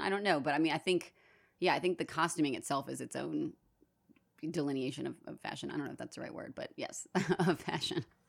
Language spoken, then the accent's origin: English; New Orleans, Louisiana, United States; New Orleans, um, our big festival of the year, our big, uh, celebration is Mardi Gras.